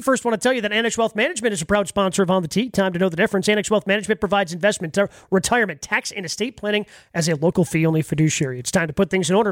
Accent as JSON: {"language": "English", "town": "Horicon", "region": "Wisconsin", "country": "United States", "tie": "born or raised there", "said": "I grew up in in Dodge County, right? Grew up in Horicon."}